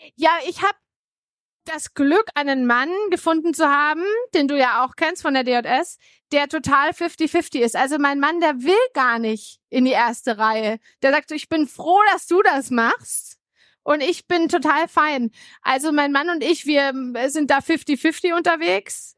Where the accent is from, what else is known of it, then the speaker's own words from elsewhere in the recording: Bamberg, Bavaria, Germany; bin aufgewachsen in Bamberg, mittelständische Familie